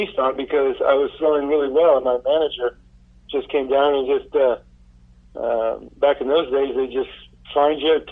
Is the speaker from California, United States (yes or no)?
yes; San Francisco Bay Area, California, United States; I was from the Bay Area